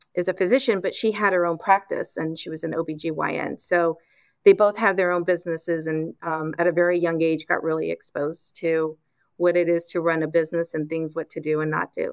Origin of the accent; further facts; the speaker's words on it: Los Angeles, California, United States; I grew up in Los Angeles